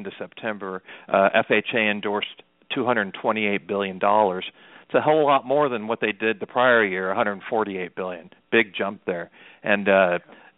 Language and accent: English; Huntington Beach, California, United States; I grew up surfing in Huntington Beach, so I used to be part of that crowd.